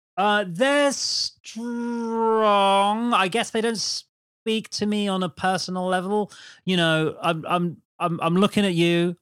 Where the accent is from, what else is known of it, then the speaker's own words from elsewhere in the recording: Brighton, South East England, United Kingdom; I'm from Brighton.